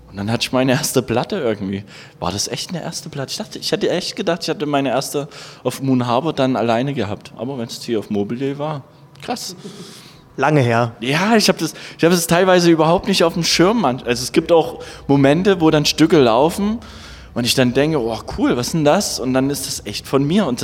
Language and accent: German; Saxony, Germany; Ich meine, ich komme ja aus der Gegend äh, von Dresden und da gab es halt einen zweiten Ableger von, vom Hardwax Record Store